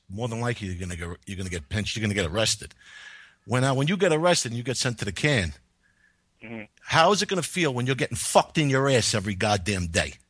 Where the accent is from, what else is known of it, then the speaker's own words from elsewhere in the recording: New York City, New York, United States; I grew up in this, in my neighborhood. I live in the Bronx, by the way. And I grew up in this neighborhood.